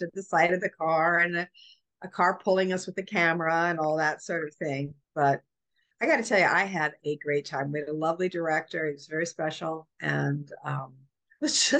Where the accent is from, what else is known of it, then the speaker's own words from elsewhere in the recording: Canada; moved away; also born or lived in New York; I lived in New York or I'm Canadian